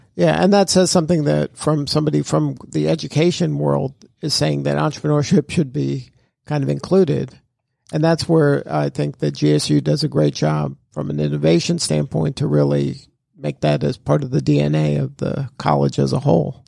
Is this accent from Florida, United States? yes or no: yes; Miami, Florida, United States; I'm from Miami